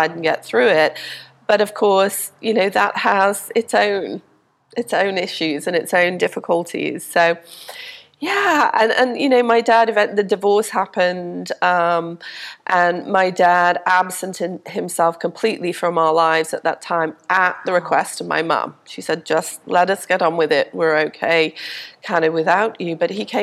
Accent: Liverpool, North West England, United Kingdom; also born or lived in Denmark; now in Pensacola, United States; we went back to Liverpool, which is what I consider to be my hometown, where I grew up.

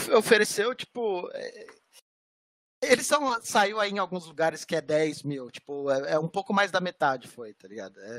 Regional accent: Brazil; Eu sou brasileiro, velho. Eu sou brasileiro.

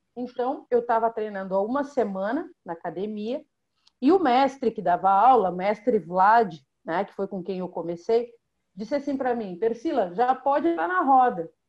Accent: Rio Grande, Rio Grande do Sul, Brazil; eu sou natural de Rio Grande, que é uma cidade do extremo sul do Rio Grande do Sul

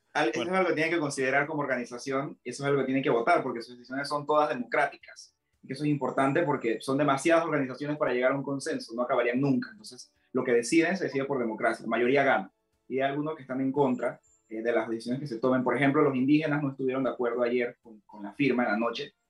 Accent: Santiago de Veraguas, Veraguas, Panama; Yo quiero felicitar a mi pueblo felicitar a Santiago de Veraguas

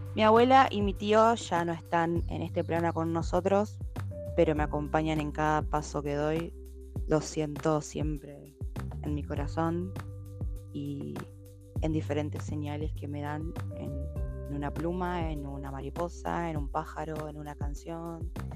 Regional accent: Santo Tomé, Argentina; Soy de Santo Tomé, nacida acá en Santo Tomé y vivo en Santo Tomé.

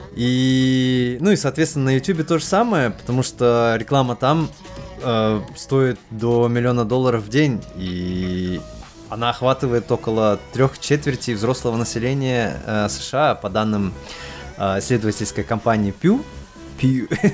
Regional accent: Kazakhstan; как стопроцентный казах

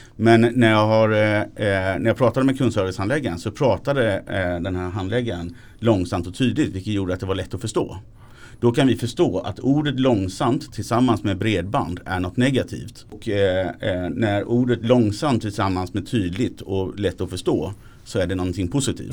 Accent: Småland, Sweden; jag är smålänning

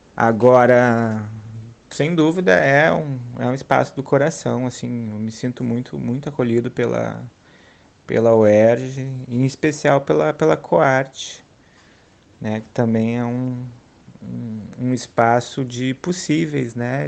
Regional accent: Porto Alegre, Rio Grande do Sul, Brazil; moved away as an adult; now in Rio de Janeiro, Brazil; E sou de Porto Alegre, nascido e criado lá até 2013, que é quando eu venho para o Rio de Janeiro

